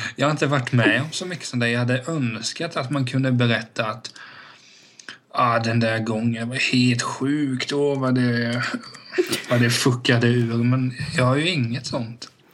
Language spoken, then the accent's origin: Swedish; Vena, Sweden; jag var uppväxt i Vena då, det tar typ fem minuter överallt